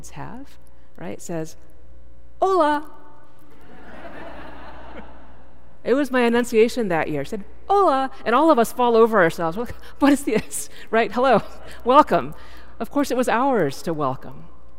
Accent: Texas, United States; moved away; I'm from Texas, so I got to lead as the Texan

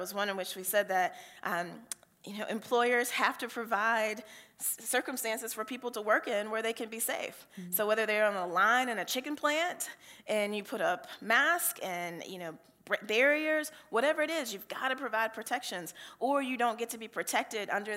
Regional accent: Cowpens, South Carolina, United States; now in Georgia, United States; my home congregation where I grew up in Calpin, South Carolina

